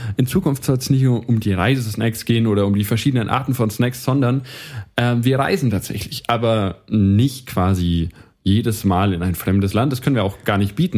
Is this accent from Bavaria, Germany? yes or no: yes; Ansbach, Bavaria, Germany; wir kommen beide aus Ansbach